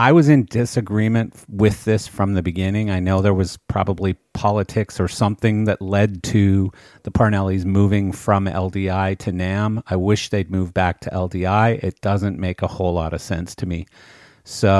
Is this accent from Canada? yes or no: yes; Canada; moved away as an adult; I come from Canada originally, but I've been in the industry in this country for 32 years now.